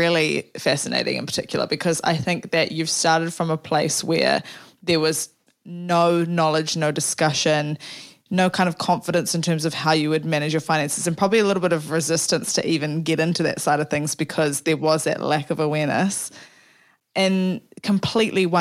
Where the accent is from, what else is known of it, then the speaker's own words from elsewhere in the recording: New Zealand; I'm from New Zealand, so instead of super, we call it KiwiSaver